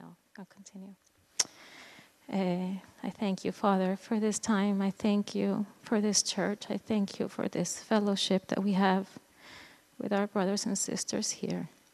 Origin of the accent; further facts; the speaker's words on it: Venezuela; moved away; I am originally from Venezuela, South America